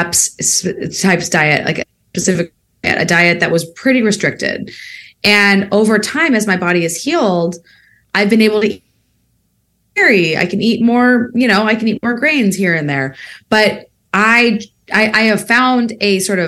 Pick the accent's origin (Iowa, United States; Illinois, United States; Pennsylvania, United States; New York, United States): Illinois, United States; Peoria; moved away as an adult; also born or lived in Bay Area, California; I spent time in Peoria, Illinois, my hometown